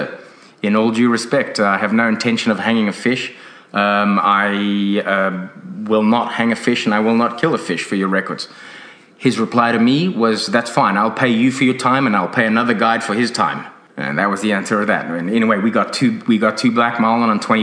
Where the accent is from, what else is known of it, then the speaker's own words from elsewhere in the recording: South Africa; now in Australia; When I grew up in South Africa